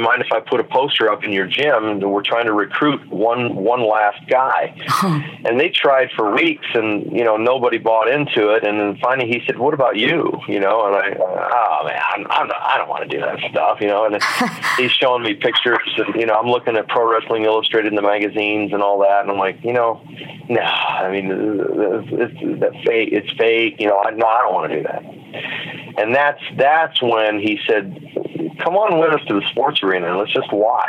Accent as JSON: {"language": "English", "town": "Newhall", "region": "California", "country": "United States", "tie": "born or raised there", "said": "where I grew up in Southern California"}